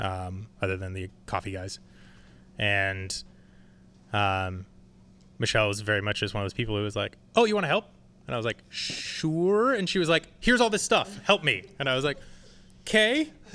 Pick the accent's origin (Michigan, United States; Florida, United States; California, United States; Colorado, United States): California, United States; San Francisco; I was born here.